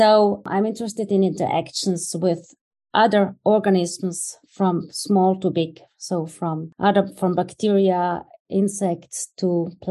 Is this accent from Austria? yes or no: yes; near Innsbruck, Tyrol, Austria; the University of Innsbruck, which is close to my hometown where I grew up